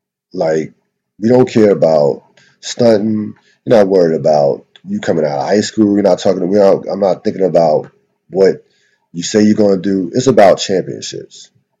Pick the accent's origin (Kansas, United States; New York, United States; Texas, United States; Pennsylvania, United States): Pennsylvania, United States; 30 minutes outside of Philadelphia; I grew up 30 minutes outside of Philadelphia.